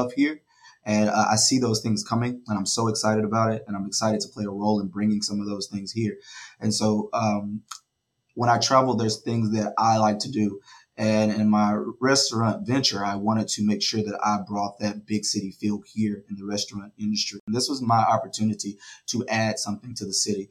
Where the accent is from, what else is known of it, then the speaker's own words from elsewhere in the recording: Brandon, Mississippi, United States; I am from Brandon, Mississippi. I graduated from Brandon High School a little time ago